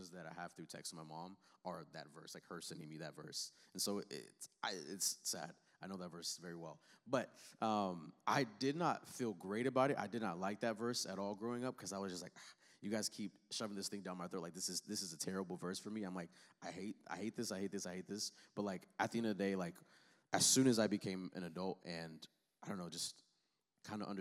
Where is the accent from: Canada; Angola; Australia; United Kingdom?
Angola; so I'm I'm African. So I grew up. I, I was born in Africa in, in Angola, on the south side of Africa.